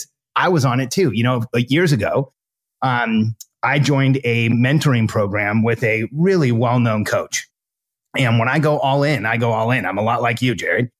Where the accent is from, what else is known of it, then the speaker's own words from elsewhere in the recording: Southern California, United States; I grew up in my teens and 20s, I grew up in Southern California